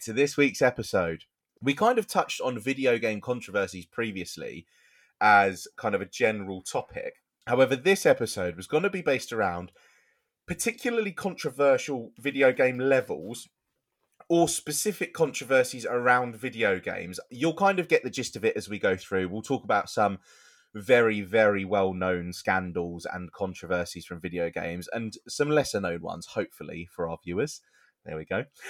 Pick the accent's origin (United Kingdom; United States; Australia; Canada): United Kingdom; we're British